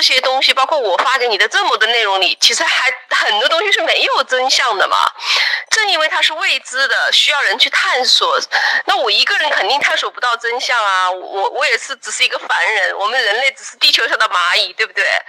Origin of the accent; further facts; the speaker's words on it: China; 我们中国人